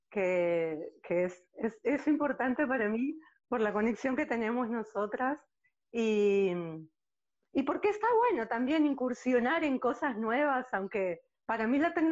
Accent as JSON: {"language": "Spanish", "country": "Uruguay", "tie": "born there", "said": "como dijiste, nací en Uruguay, pero hoy por hoy eh, no me siento de un país."}